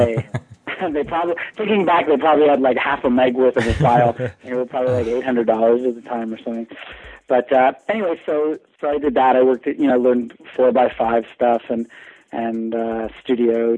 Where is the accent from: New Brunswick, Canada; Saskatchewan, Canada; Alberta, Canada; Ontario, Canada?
Ontario, Canada; Toronto; moved away as an adult; now in United States; my high school in Toronto